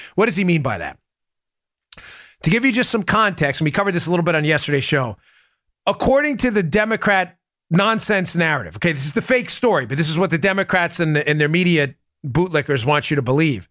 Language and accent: English; New York, United States; moved away; I'm from New York